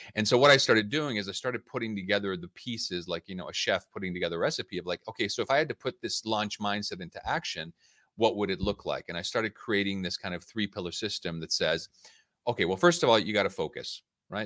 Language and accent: English; United States; moved away as an adult; also born or lived in Budapest; now in London, United Kingdom; I was born and raised in the United States. uh, to Hungarian parents